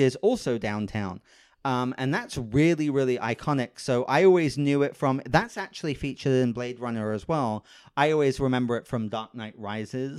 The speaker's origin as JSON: {"language": "English", "country": "United Kingdom", "moved": "as an adult", "lives_now": "Los Angeles, United States", "said": "I'm British"}